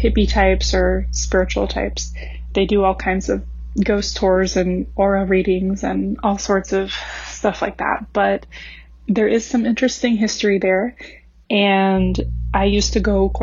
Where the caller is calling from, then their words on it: Long Beach, California, United States; also born or lived in Central Florida; I'm calling from Long Beach, California